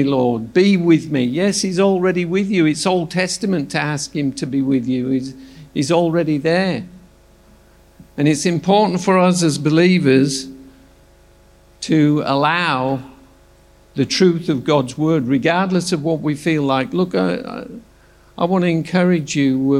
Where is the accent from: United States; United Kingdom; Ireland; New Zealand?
United Kingdom; Yorkshire and the Humber; also born or lived in Launceston, Tasmania / Adelaide; now in Australia; I'm from Yorkshire, which is near Scotland